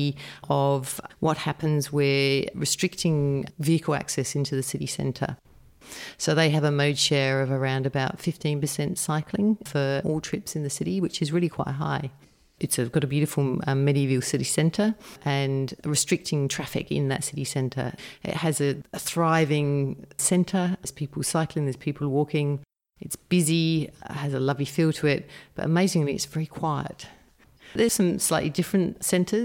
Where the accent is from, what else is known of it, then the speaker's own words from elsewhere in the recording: Northern Territory, Australia; I'm from the Northern Territory